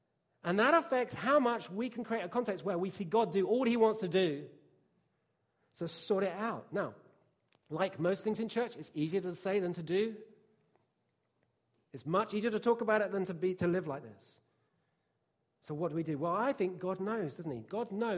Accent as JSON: {"language": "English", "region": "England", "country": "United Kingdom", "tie": "born or raised there", "said": "it's definitely true growing up in England."}